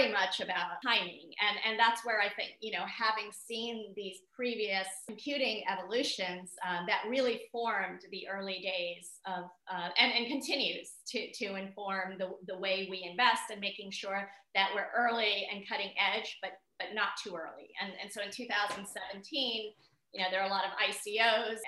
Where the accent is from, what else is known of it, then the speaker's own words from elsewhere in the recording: Nairobi, Kenya; I was born in Nairobi